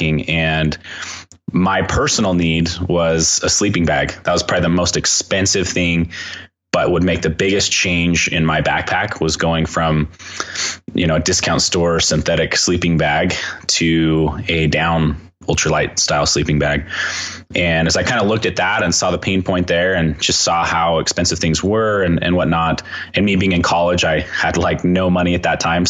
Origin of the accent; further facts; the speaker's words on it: Southern Utah, United States; also born or lived in Cedar City, Utah; I grew up in Southern Utah. The town I grew up in was about 7,000 people